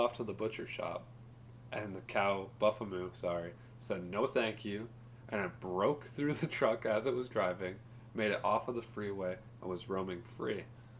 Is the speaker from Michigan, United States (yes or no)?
no; Wisconsin, United States; We're from Wisconsin.